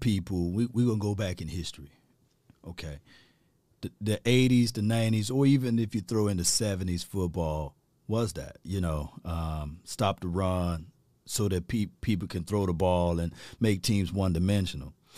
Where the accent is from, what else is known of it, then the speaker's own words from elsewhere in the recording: Mississippi, United States; I'm from Mississippi from the sip